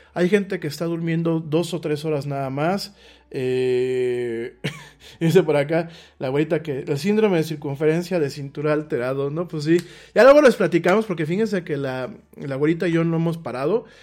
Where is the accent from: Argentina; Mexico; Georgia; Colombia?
Mexico; para los que somos mexicanos